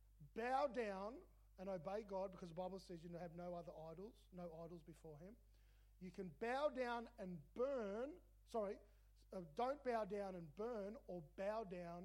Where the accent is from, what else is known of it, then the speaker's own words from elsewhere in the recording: Melbourne, Victoria, Australia; I grew up in Melbourne